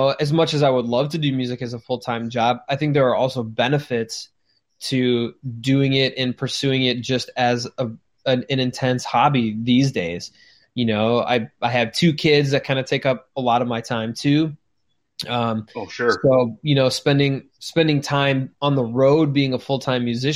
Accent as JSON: {"language": "English", "town": "Chicago", "region": "Illinois", "country": "United States", "said": "we are from Chicago"}